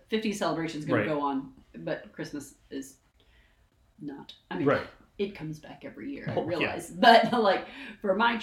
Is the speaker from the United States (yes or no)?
yes; Atlanta, Georgia, United States; I'm from the Atlanta area.